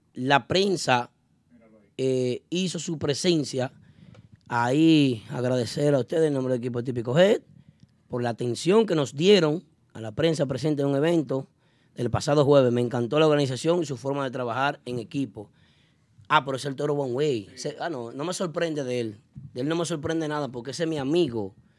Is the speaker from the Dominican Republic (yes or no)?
yes; Dominican Republic; now in New York, United States; nos identifica como dominicanos